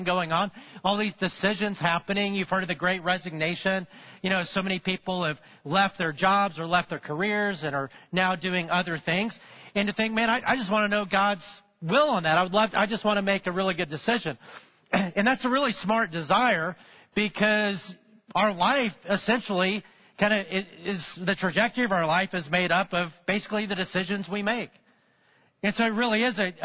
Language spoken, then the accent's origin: English; Alabama, United States; I grew up in Alabama